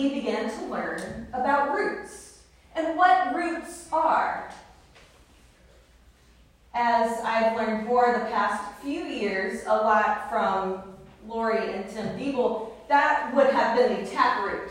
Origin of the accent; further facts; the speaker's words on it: the South, United States; I grew up in the South